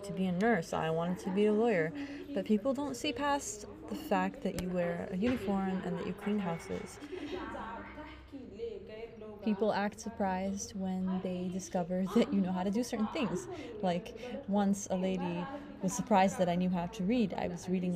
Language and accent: English; Ethiopia; moved away as an adult; now in Lebanon; A lot of us women, we come from Ethiopia for work